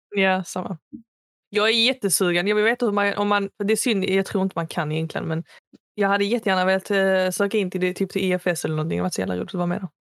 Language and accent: Swedish; Sweden; jag är svensk, jag är född i Sverige.